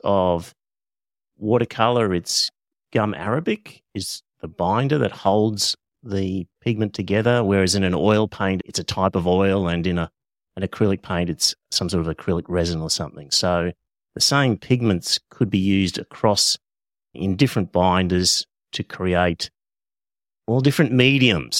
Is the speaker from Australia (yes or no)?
yes; Australia; first language English; I'm Australian, so I only speak one language, which is English